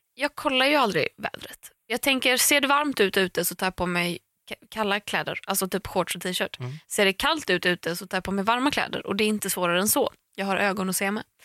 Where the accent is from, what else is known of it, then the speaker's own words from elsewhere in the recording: Tahult, Västra Götaland, Sweden; vi hemma i Tahult där jag är uppvuxen